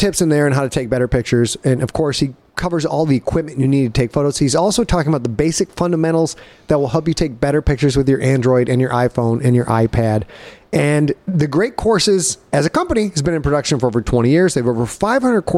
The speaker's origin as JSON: {"language": "English", "town": "Cheboygan", "region": "Michigan", "country": "United States", "tie": "born or raised there", "said": "back when I was a kid, growing up in Sheboygan, Michigan"}